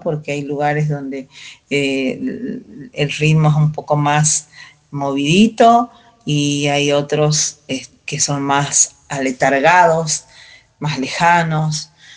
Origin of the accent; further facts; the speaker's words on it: Calchaquí Valleys, Salta, Argentina; coplera de Salta, norte de Argentina, valles calchaquíes, Em, Andes, zona de 3.000 metros de altura en adelante. Eh, nací en ese espacio de la tierra